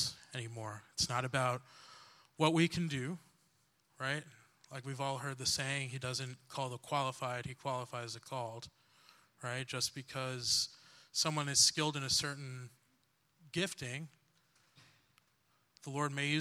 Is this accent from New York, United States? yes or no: yes; New York, United States; moved away as an adult; now in New Jersey, United States; And originally I'm from New York, but my dad was like, hey, move in with me and my wife in Jersey